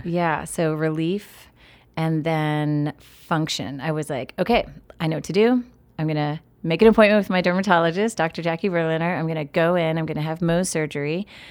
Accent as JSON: {"language": "English", "town": "State College", "region": "Pennsylvania", "country": "United States", "tie": "born or raised there", "said": "growing up in Happy Valley, Pennsylvania"}